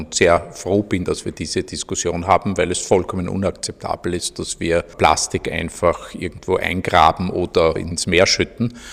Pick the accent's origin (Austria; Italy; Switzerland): Austria; auf die wir ja eigentlich als Österreicher sehr stolz sein müssten